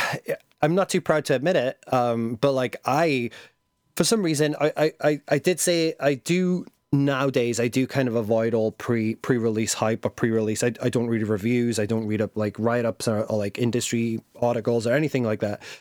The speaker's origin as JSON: {"language": "English", "region": "England", "country": "United Kingdom", "said": "being English."}